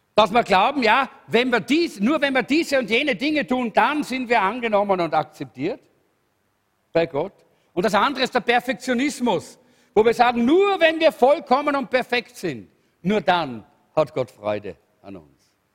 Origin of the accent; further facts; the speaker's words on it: Salzburg, Austria; in Salzburg, wo ich aufgewachsen bin